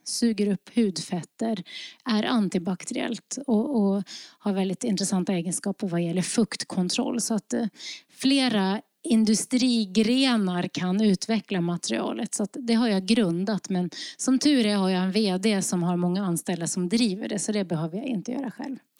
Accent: Lofoten, Nordland, Norway; now in Sweden; jag kommer från Lofoten i Nordnorge

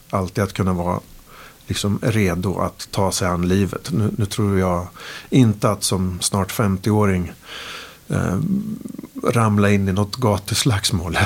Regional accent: Sweden; de såg någonting i mig som svensk, med svensk värdegrund

